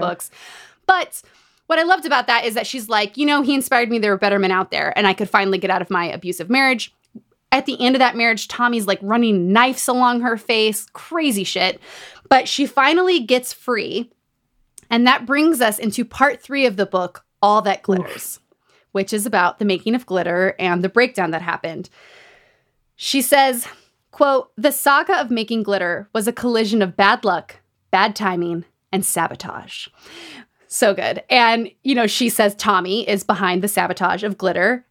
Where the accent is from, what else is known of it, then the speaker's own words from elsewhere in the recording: Utah, United States; Growing up in Utah